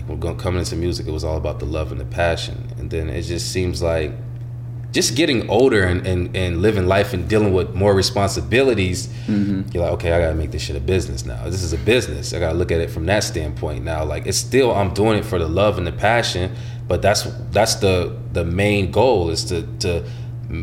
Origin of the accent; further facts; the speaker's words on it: Minnesota, United States; also born or lived in Illinois; I always got love for Minnesota